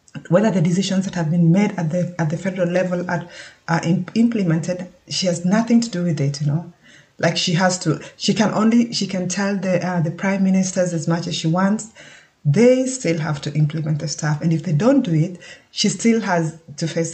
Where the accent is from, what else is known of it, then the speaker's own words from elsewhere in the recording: Kenya; moved away as an adult; now in Germany; I was born and brought up in Kenya and I've been living in Germany for over 15 years now.